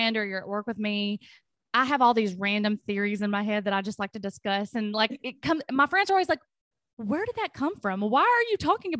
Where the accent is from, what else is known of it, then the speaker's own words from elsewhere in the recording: Tennessee, United States; our high school in Franklin County, because I'm from Tennessee, had a nursing course